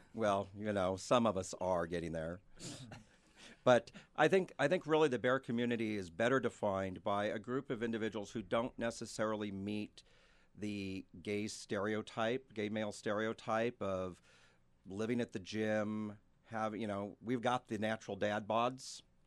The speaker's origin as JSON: {"language": "English", "area": "San Francisco Bay Area", "region": "California", "country": "United States", "also_born_or_lived": "Sacramento", "moved": "as an adult", "lives_now": "Spokane, United States", "said": "I'm actually from the San Francisco Bay Area. Sacramento specifically is where I moved to Spokane from about seven years ago"}